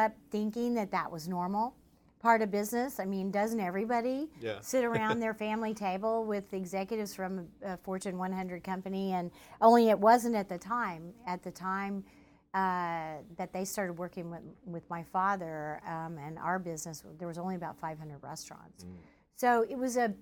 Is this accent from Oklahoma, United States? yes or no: yes; Tulsa, Oklahoma, United States; I was born and raised in Tulsa.